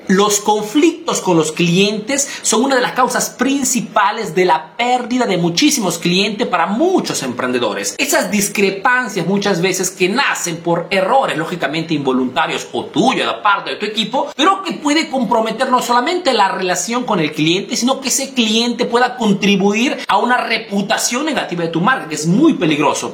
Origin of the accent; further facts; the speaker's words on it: Peru; now in Italy; soy un emprendedor peruano que vive en Italia